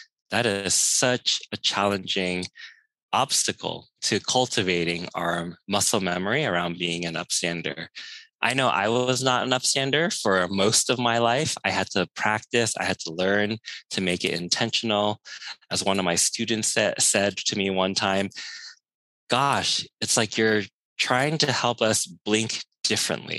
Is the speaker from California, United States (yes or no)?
yes; San Francisco, California, United States; growing up in San Francisco's Chinatown